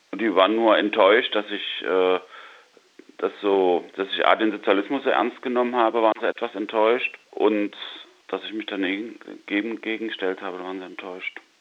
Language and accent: German; East Germany, Germany; born or raised there; moved away as an adult; also born or lived in West Berlin